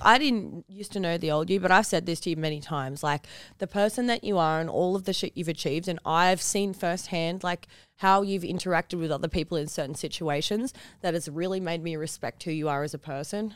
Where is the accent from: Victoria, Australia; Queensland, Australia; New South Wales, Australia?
New South Wales, Australia; Newcastle; I'm from Newcastle makes it even weirder because, like, Where I live in Newcastle, like, not an accepting place